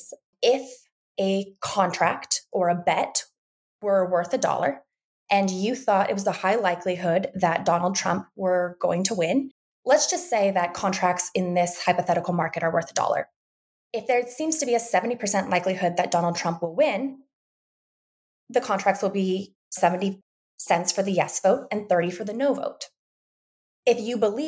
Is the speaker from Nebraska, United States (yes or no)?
no; Western Montana, United States; moved away; I'm originally from Western Montana